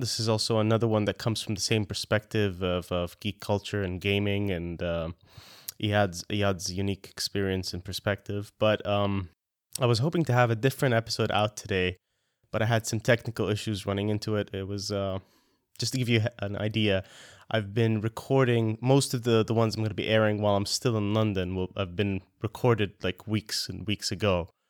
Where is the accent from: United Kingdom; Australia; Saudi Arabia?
Saudi Arabia; moved away; growing up in Saudi